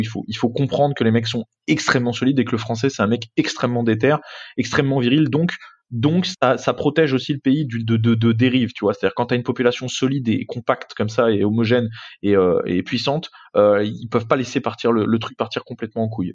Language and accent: French; France; je suis français